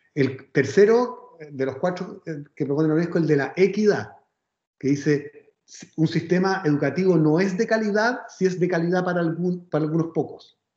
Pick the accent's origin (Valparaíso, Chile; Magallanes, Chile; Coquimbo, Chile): Valparaíso, Chile; Viña del Mar; yo soy de Viña, entonces además eh, podemos quejar como buenos provincianos